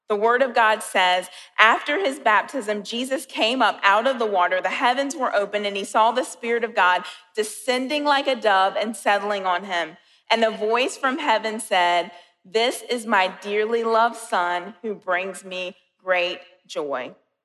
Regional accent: Colombia; So I'm from Columbia, and last week I went home and I was staying at my parents' house.

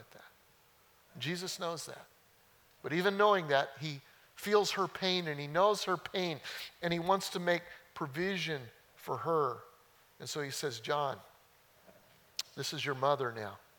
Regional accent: just outside of Denver, Colorado, United States; now in Mount Pleasant, United States; I grew up in Colorado. Just outside of Denver, hilly.

